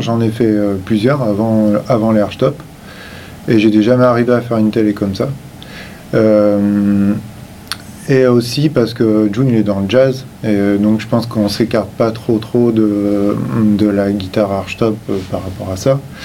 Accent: Limoges, Nouvelle-Aquitaine, France; je viens euh, de Limoges

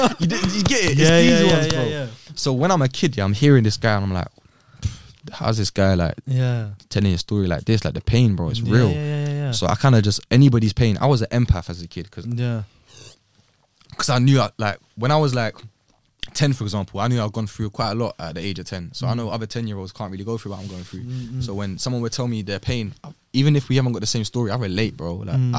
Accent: Rochdale, North West England, United Kingdom; also born or lived in London; So I was born in Brent, Northwest. {S2} Yeah. {S3} And then we moved, I lived there for a little bit, then moved to Rochdale.

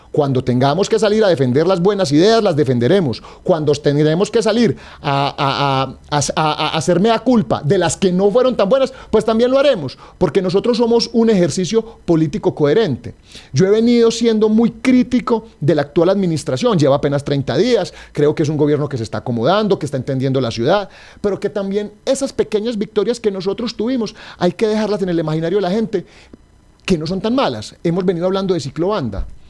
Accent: Caldas, Colombia; nos cuesta a los caldenses

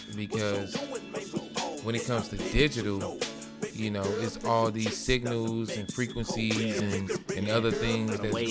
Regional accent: St. Louis, Missouri, United States; also born or lived in Memphis, Tennessee; I was born in Memphis, you know what I mean? Moved to St. Louis.

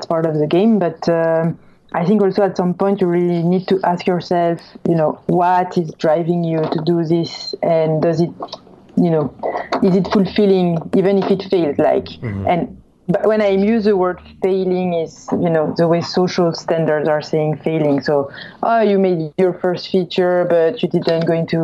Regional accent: France; accent: French; English is a second language; moved away as an adult; also born or lived in Los Angeles; I'm French, if by my accent you couldn't tell

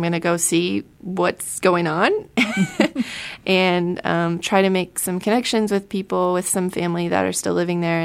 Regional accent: Southern Ohio, United States; moved away; growing up in Southern Ohio

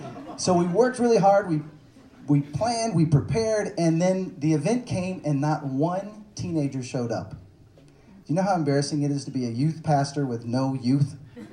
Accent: Dallas, Texas, United States; moved away as an adult; also born or lived in Seattle / Los Angeles; I grew up in the Bible part, belt part of Texas. That's not like Austin, right? And my experience growing up in Dallas

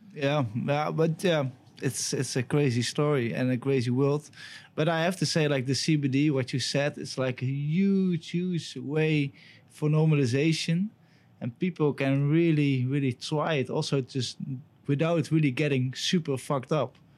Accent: Netherlands; I'm from Holland

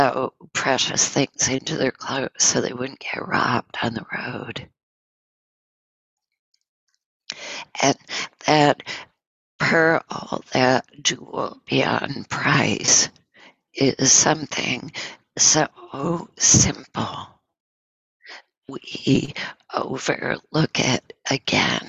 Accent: Northern New York, United States; moved away; I'm from Northern New York

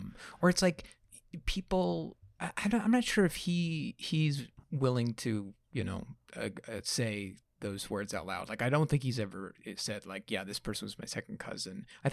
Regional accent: New York, United States; I mean, I'm from New York

